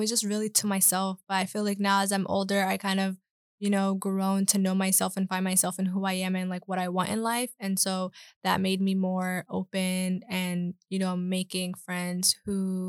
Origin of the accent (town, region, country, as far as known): Charlotte, North Carolina, United States; born or raised there